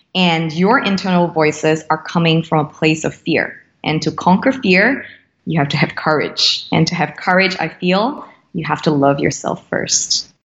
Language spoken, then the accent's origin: English; Singapore; Born and raised in Singapore, true blue Singaporean.